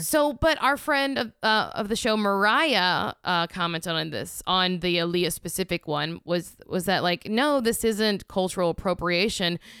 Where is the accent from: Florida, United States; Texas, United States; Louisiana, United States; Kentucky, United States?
Louisiana, United States; also born or lived in New York; now in Los Angeles, United States; I grew up in Louisiana, I lived in New York, now I live in L